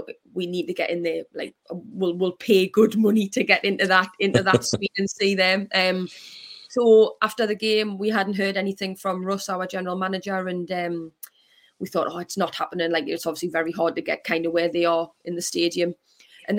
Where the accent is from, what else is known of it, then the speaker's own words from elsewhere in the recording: Newcastle upon Tyne, North East England, United Kingdom; as a Geordie